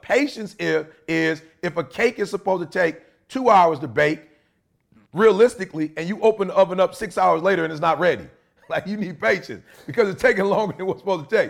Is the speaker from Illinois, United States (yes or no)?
yes; Chicago, Illinois, United States; moved away; also born or lived in Detroit; I'm originally from Chicago, not Detroit.